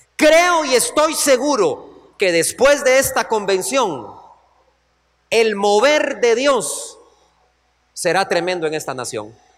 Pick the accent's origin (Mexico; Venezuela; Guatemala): Guatemala; como hombres que venimos de Guatemala